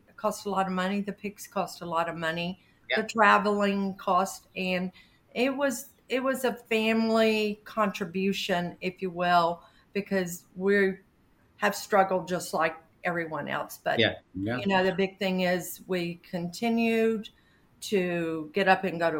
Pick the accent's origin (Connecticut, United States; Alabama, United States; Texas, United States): Alabama, United States; Birmingham; accent: southern; I was born and raised in Birmingham, Alabama